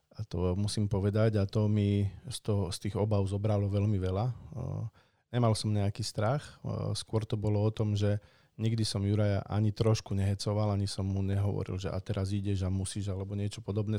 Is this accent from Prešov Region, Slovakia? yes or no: yes; Prešov Region, Slovakia; ja pochádzam z Tatier